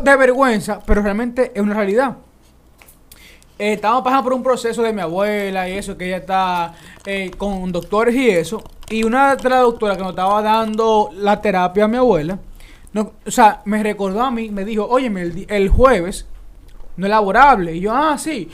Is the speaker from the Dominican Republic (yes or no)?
yes; Dominican Republic; somos dominicanos